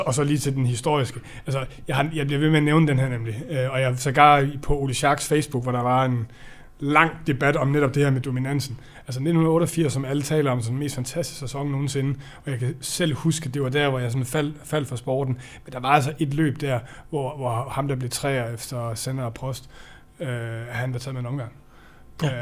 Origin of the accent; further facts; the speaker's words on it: Denmark; jeg er jo dansker